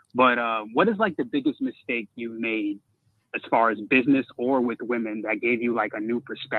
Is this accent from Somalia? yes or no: yes; Somalia; I come from a Muslim. I'm from Somalia, so that's one of the reasons why